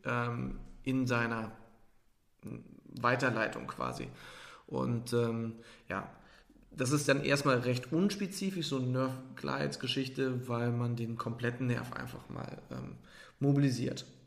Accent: Trier, Rhineland-Palatinate, Germany; moved away; Trier ist an sich ein Nest da bin ich groß geworden in dem Dorf

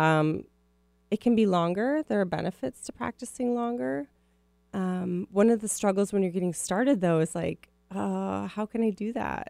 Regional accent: Minneapolis, Minnesota, United States; now in West Coast, United States; I grew up in Minneapolis

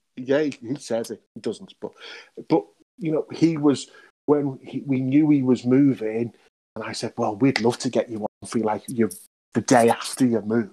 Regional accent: United Kingdom; because we are British and we are a bit nice like

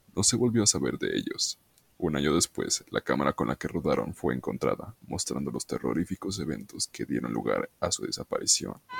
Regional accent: Mexico; Soy mexicano

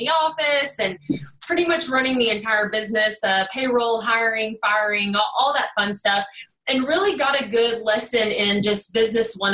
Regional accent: Kaufman, Texas, United States; accent: Texas twang; also born or lived in Dallas, Texas; I'm actually from Kaufman. It's more of a country town. Now I'm a little closer to the Dallas area. So just hang in there with this Texas twang, y'all

